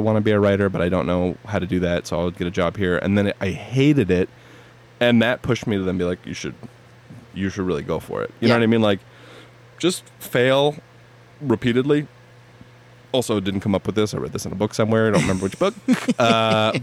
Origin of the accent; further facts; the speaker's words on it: East Coast, United States; moved away as an adult; also born or lived in Long Island / Manhattan; now in Los Angeles, United States; I'm from the East Coast